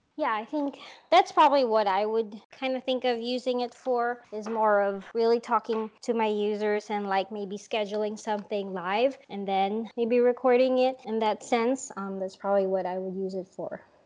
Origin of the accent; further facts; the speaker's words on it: Philippines; moved away; I grew up in the Philippines